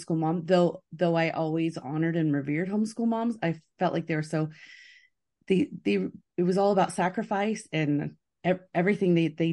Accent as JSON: {"language": "English", "region": "California", "country": "United States", "tie": "born or raised there", "said": "I grew up in California"}